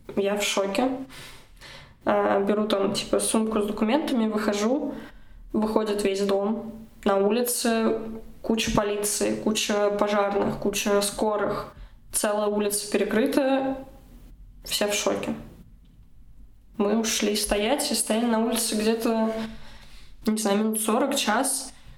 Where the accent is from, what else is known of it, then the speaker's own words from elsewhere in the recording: Russia; moved away as an adult; now in Germany; я была единственной из России